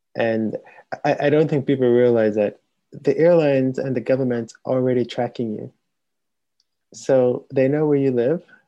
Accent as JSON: {"language": "English", "country": "Jamaica", "tie": "born or raised there", "moved": "yes", "said": "growing up in Jamaica"}